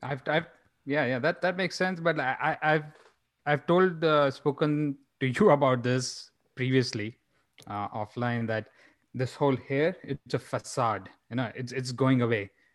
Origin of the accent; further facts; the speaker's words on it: India; now in Phoenix, United States; growing up in India